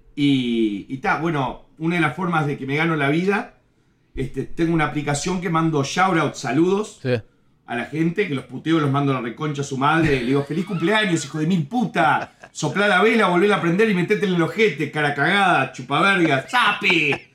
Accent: Uruguay; moved away as an adult; also born or lived in New Jersey, United States; now in Miami, United States; Y en Uruguay viví desde los 8 años hasta los 25 por ahí

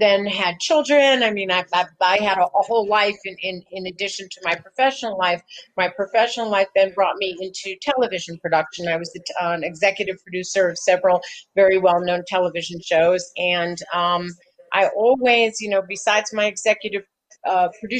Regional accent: Los Angeles, California, United States; I grew up in Los Angeles

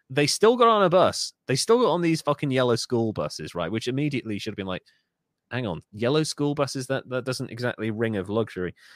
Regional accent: United Kingdom; I love being British

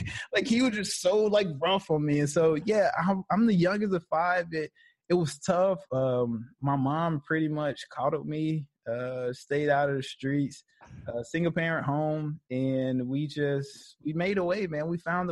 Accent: Birmingham, Alabama, United States; I was born in Birmingham, Alabama. I went to high school at West End

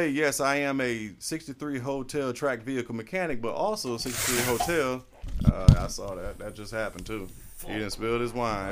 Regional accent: Florida, United States; I'm from Florida

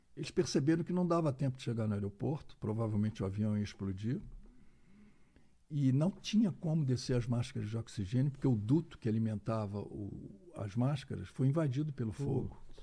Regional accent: Rio de Janeiro, Brazil; moved away as an adult; now in Belo Horizonte, Brazil; eu sou do Rio de Janeiro, mas moro em Belo Horizonte há mais de 25 anos

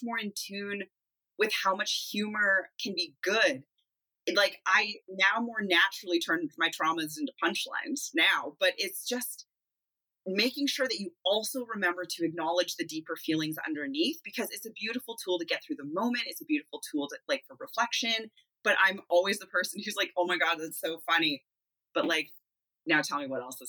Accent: Manitoba, Canada; now in Kelowna, Canada; I'm originally a Manitoban.

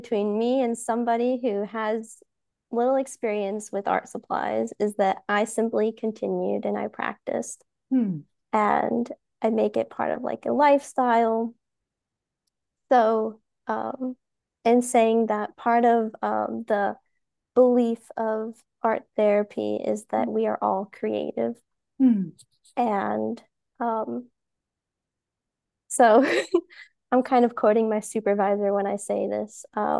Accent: Georgia, United States; I'm from Georgia, and I am at home in the forest. Yeah. I'm not a city person at all.

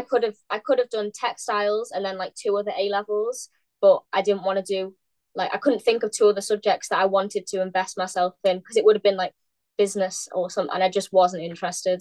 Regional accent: near Liverpool, North West England, United Kingdom; moved away as an adult; now in London, United Kingdom; from up north, so I'm from near Liverpool.

